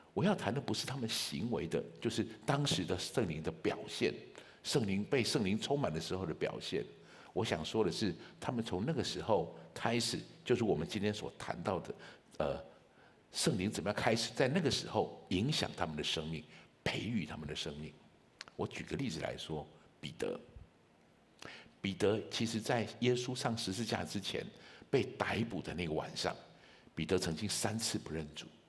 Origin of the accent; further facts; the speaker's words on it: Taichung, Taiwan; moved away as an adult; also born or lived in Kaohsiung; 我是一个台中人，我在台中从小长大，我的小学到大学都在台，都在台中